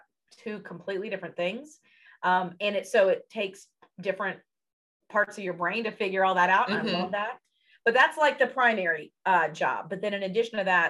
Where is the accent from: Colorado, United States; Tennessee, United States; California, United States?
Tennessee, United States; Memphis; moved away as an adult; now in Cincinnati, United States; Memphis, my hometown